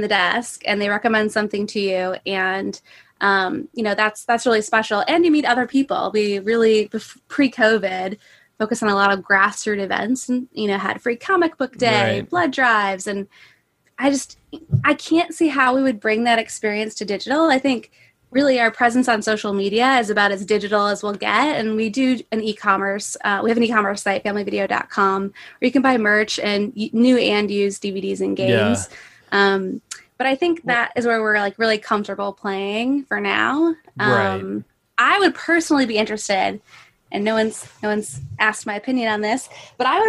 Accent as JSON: {"language": "English", "town": "Traverse City", "region": "Michigan", "country": "United States", "tie": "born or raised there", "said": "I'm from Traverse City originally"}